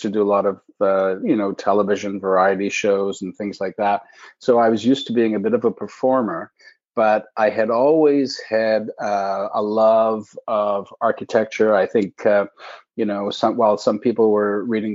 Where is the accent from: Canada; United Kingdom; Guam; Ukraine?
Canada; Alberta; moved away as an adult; also born or lived in Eugene, Oregon / Montreal; now in Toronto, Canada; I was raised out in Alberta